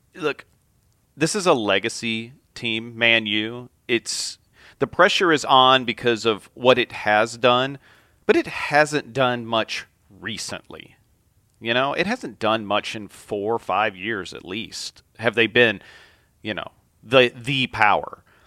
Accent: United States

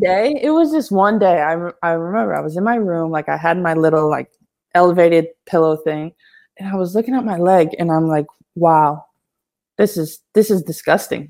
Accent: Syracuse, New York, United States; I'm originally from Syracuse, New York

